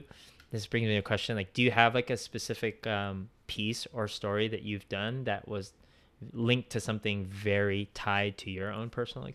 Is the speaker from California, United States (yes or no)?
yes; San Francisco Bay Area, California, United States; moved away; I grew up in the Bay Area, in like the San Francisco Bay Area, and it was very diverse, but then very specifically like in the city I grew up in, it was very Filipino American and in that concentrated area.